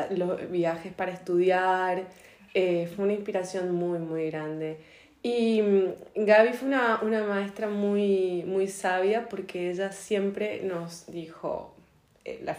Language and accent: Spanish; Chaco, Argentina; yo soy argentina, vivo, vivía en, en Chaco, una provincia del norte de Argentina.